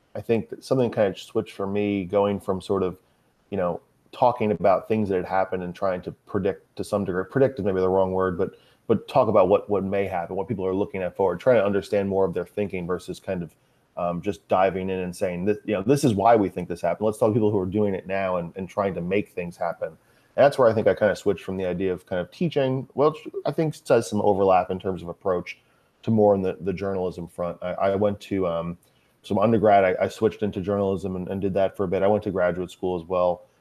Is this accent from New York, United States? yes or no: yes; Long Island, New York, United States; also born or lived in Manhattan, New York; I grew up on Long Island, uh, probably about forty-five, fifty miles east of, uh, Manhattan